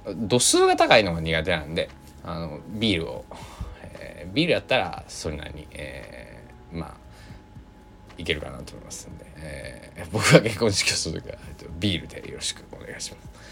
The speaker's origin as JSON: {"language": "Japanese", "region": "Kochi", "country": "Japan", "tie": "born or raised there", "said": "僕は出身、まあ、高知県なんです"}